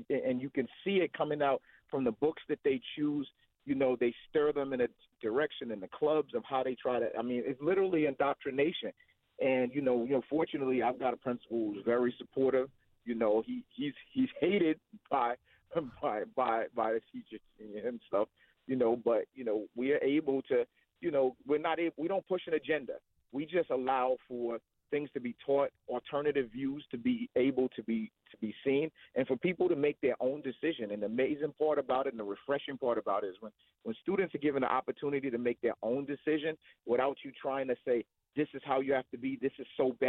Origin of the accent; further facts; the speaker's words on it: New York City, New York, United States; I grew up in the Northeast Bronx.